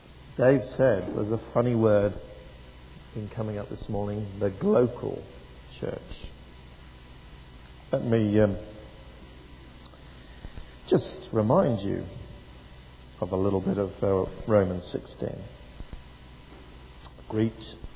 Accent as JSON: {"language": "English", "area": "Devon", "region": "South West England", "country": "United Kingdom", "tie": "born or raised there", "also_born_or_lived": "East Oxford", "moved": "yes", "lives_now": "Oxford, United Kingdom", "said": "a church in my hometown in Devon"}